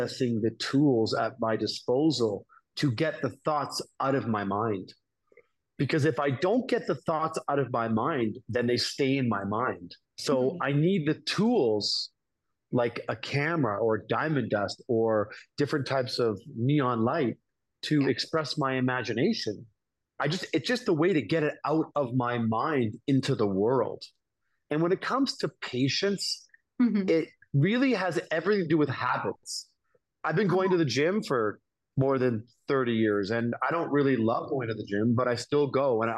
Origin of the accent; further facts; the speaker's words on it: Toronto, Ontario, Canada; moved away as an adult; also born or lived in New York City; I'm from Toronto, Canada